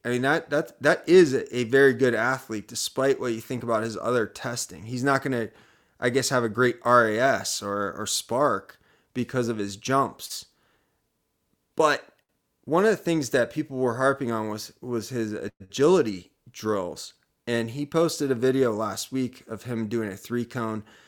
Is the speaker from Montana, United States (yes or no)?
no; Columbus, Ohio, United States; moved away; I'm from Columbus, Ohio